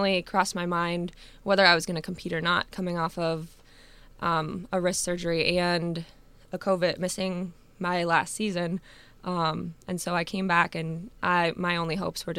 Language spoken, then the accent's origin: English; Erie, Illinois, United States; I accepted a second grade teaching position in my hometown in Erie, Illinois